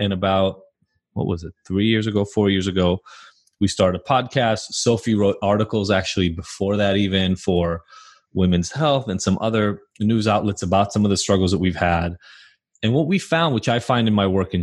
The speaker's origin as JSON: {"language": "English", "country": "Israel", "moved": "yes", "said": "I'm from Israel originally, moved here."}